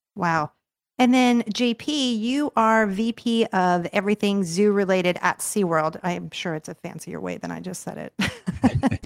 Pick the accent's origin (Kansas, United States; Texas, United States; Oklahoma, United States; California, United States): California, United States; Los Angeles; now in Orlando, United States; I grew up in Los Angeles.